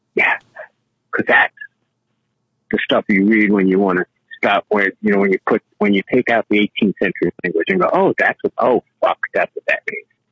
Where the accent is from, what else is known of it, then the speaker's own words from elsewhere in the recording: New York, United States; also born or lived in Miami; I was raised in New York